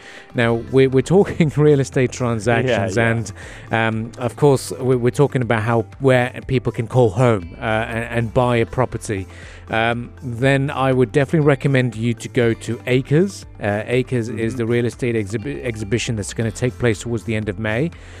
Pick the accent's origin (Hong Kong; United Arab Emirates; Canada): United Arab Emirates; Khorfakkan, Sharjah; now in Sharjah, United Arab Emirates; I've always said that my hometown is Khorfakkan.